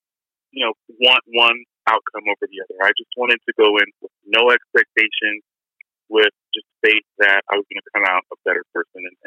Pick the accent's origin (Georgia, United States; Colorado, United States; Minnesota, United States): Colorado, United States; I'm from Colorado